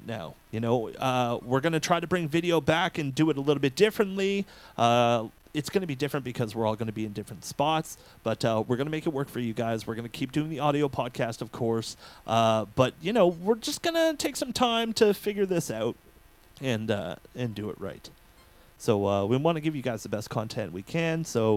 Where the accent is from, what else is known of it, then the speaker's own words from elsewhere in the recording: Ontario, Canada; now in Montreal, Canada; I'm actually from Ontario, so I'm kind of from that area. So in a way, I'm going back home